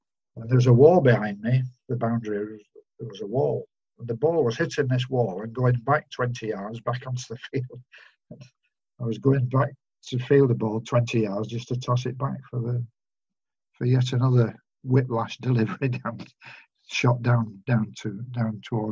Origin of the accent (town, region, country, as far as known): Manchester area, North West England, United Kingdom; born or raised there; moved away